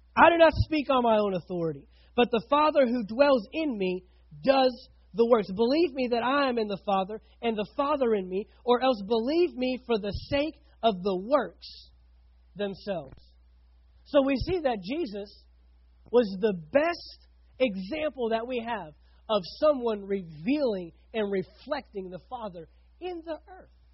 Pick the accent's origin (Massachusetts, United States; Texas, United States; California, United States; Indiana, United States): Texas, United States; Fort Worth; moved away as an adult; now in St. Augustine, United States; I grew up in Fort Worth, Texas, with 5 million people